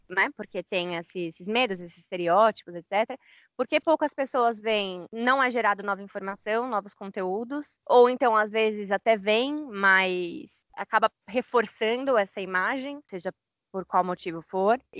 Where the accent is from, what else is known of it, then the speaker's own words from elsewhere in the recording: Brazil; nós somos brasileiros, vivi minha vida inteira no Brasil